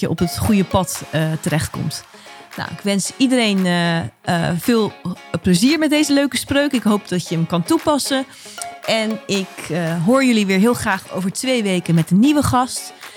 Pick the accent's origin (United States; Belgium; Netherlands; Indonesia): Netherlands; Rotterdam, South Holland; als Rotterdammer